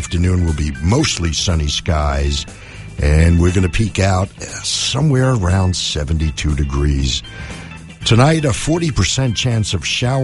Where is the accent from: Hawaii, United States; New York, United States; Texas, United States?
New York, United States; New York City; moved away; Growing up in New York, I grew up just blocks away from where that occurred